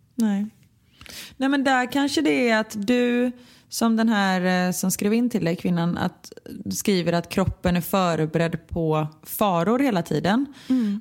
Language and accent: Swedish; Gothenburg, Västra Götaland, Sweden; jag kommer från Örgryte